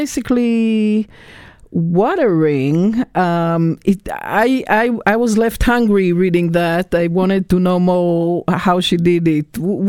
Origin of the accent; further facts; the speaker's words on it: Israel; moved away; I'm originally from Israel, where there's drought fairly regularly, and my mother was a gardener.